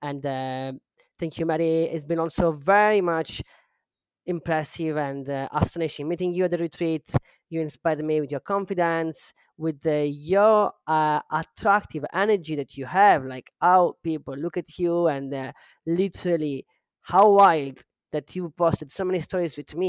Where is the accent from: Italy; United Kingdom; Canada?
Italy; English is a second language; now in Costa Rica; I am originally from Italy, but I've been a nomad for the last 7 years. I am right now in Costa Rica.